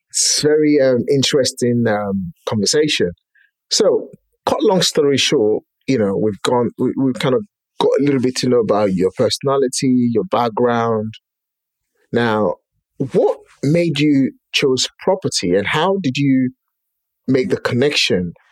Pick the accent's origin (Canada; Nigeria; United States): Nigeria; moved away as an adult; I was born and raised in Nigeria, been here for 17 years, going to 18 years now.